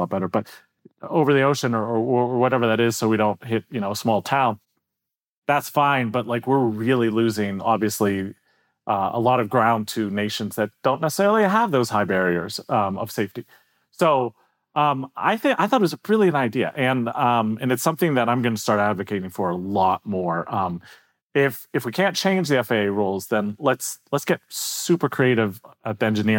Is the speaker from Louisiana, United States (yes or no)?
no; Pittsburgh, Pennsylvania, United States; I'm from Pittsburgh